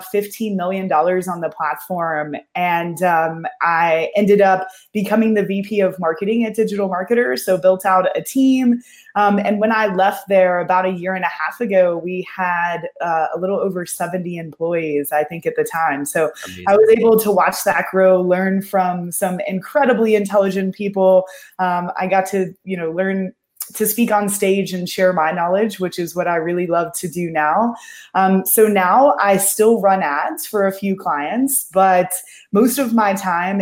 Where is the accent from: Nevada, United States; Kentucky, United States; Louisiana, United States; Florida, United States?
Kentucky, United States; moved away as an adult; also born or lived in Austin, Texas; I grew up in Kentucky